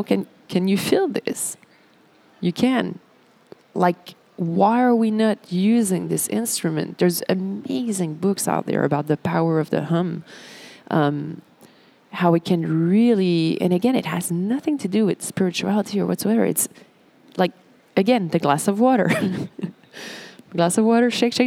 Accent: Montreal, Quebec, Canada; I'm from Montreal, so the beach is a big thing for us.

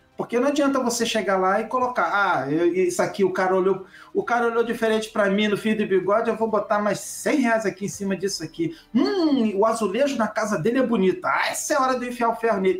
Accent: Rio de Janeiro, Brazil; eu sou do Rio de Janeiro.

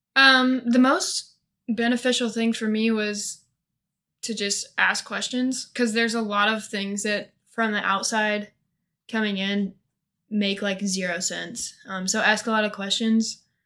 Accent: Monroe City, Missouri, United States; I'm from a little bitty town in northeast Missouri called Monroe City.

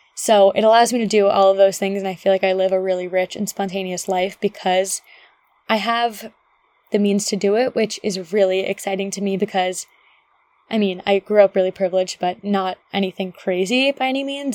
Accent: Ridgewood, New Jersey, United States; moved away as an adult; also born or lived in Connecticut / Nashville, Tennessee; I grew up in Ridgewood, New Jersey

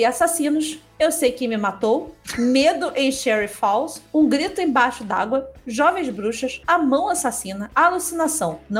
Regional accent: Fraiburgo, Santa Catarina, Brazil; Sou de Fraiburgo, no interior de Santa Catarina.

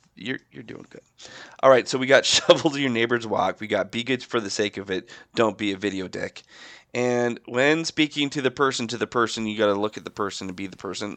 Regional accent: Alberta, Canada; we're not Albertans anymore.

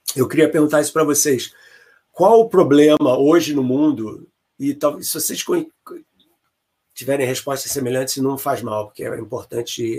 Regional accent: Brazil; moved away as an adult; also born or lived in England / Chicago area; now in United States; quando eu saí do Brasil, eu fiz o mestrado na UFRJ e ganhei uma bolsa do CNPq para fazer o doutorado na Inglaterra

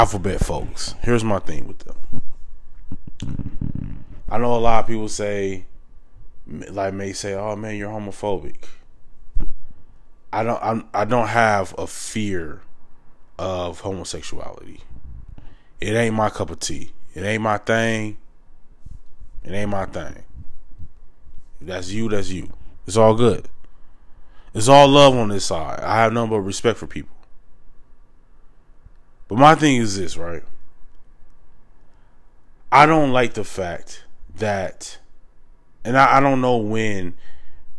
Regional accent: United States; I'm not African American, I'm Black American

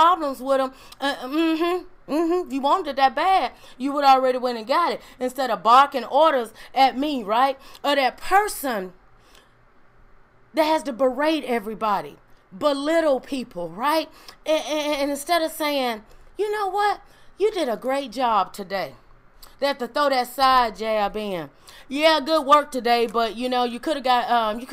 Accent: Mississippi, United States; I grew up in Mississippi

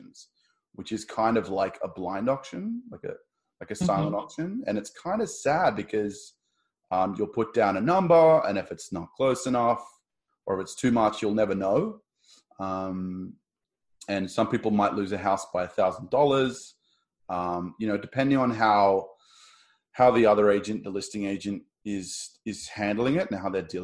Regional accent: Australia; moved away as an adult; also born or lived in Sydney, Australia; now in Toronto, Canada; I'm the Aussie. I'm going back home

